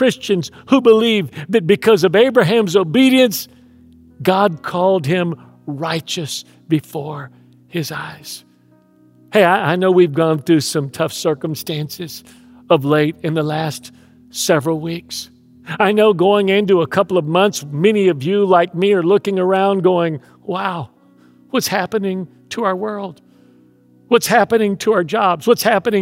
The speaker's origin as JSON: {"language": "English", "town": "Houston", "region": "Texas", "country": "United States", "tie": "born or raised there", "moved": "yes", "said": "I grew up in Houston"}